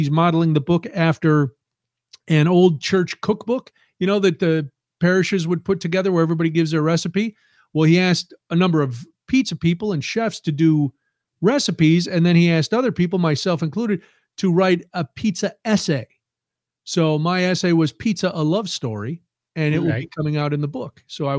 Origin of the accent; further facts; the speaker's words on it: New York City, New York, United States; One I live too far from to get. It's out near where I grew up in New York City.